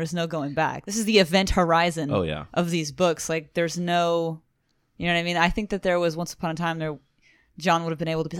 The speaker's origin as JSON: {"language": "English", "country": "United States", "said": "We're Americans."}